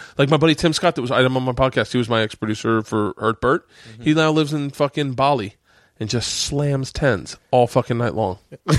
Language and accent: English; Russia; moved away as an adult; I grew up in Russia. I know this to be true. I know they run trains. They run everything. When I left 2 years ago, it's still that bad.